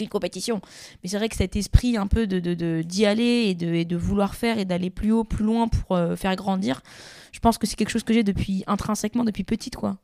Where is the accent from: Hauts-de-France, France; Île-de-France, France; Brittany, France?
Île-de-France, France; Gennevilliers; On a joué dans la rue à Gennevilliers, euh, qui est ma ville natale